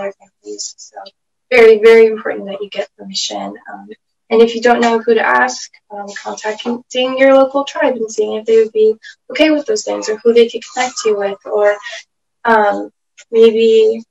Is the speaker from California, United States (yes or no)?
yes; California, United States; I am from the Nashville people in California.